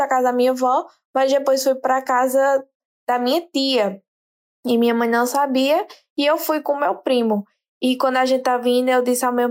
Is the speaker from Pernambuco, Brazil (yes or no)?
yes; Itapetim, Pernambuco, Brazil; moved away as an adult; E eu sou de Pernambuco, viu? Sou do interior de Pernambuco, Itapetim. Amo minha cidade